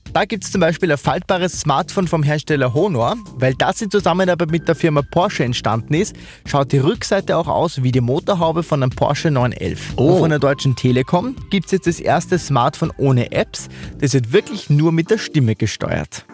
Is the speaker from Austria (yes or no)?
yes; Upper Austria, Austria; bei uns in Oberösterreich